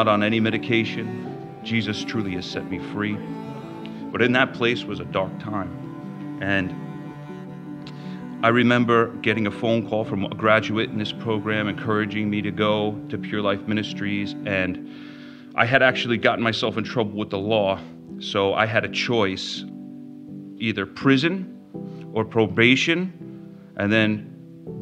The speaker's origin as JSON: {"language": "English", "area": "Long Island", "region": "New York", "country": "United States", "tie": "born or raised there", "said": "I grew up in Long Island, and I was raised in the church"}